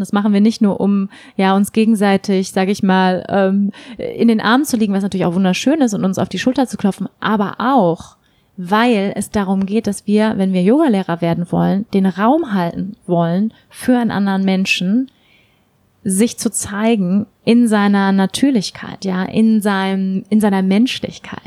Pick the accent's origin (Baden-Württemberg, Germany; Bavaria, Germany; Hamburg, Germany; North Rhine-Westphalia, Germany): Hamburg, Germany; moved away; Hamburg ist meine Heimatstadt, in Hamburg lebt meine Familie